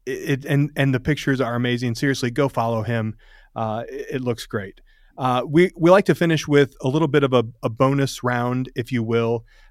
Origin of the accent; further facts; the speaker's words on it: Tennessee, United States; I'm from Tennessee.